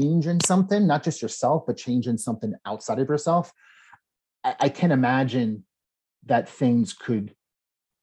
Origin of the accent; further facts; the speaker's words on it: New Jersey, United States; I was born and raised in New Jersey